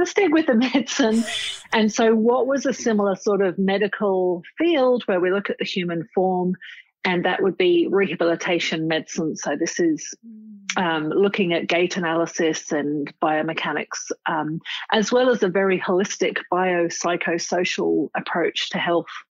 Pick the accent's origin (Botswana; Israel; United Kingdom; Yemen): United Kingdom; Cambridge, East of England; moved away as an adult; also born or lived in Nottingham; now in Sydney, Australia; I grew up in England, in Cambridge. I uh, spent a very happy childhood there in Cambridge.